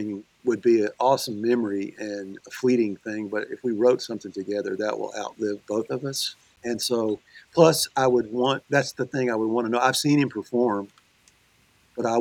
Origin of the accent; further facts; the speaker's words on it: Louisiana, United States; moved away; I was born in Louisiana